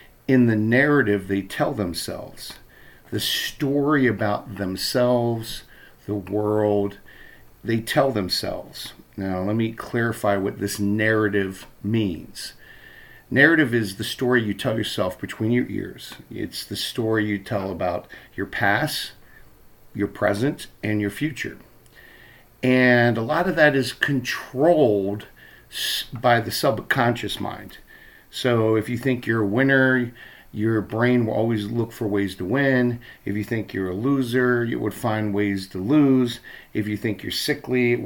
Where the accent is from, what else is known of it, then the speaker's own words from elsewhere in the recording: Baltimore, Maryland, United States; moved away as an adult; now in Minnesota, United States; when I was a kid growing up in Baltimore